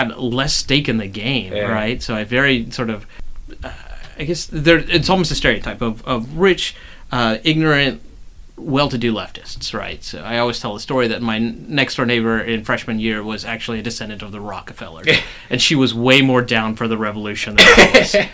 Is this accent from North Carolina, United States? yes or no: yes; Durham, North Carolina, United States; moved away as an adult; grew up in Durham, North Carolina, and I grew up in a sleepy southern town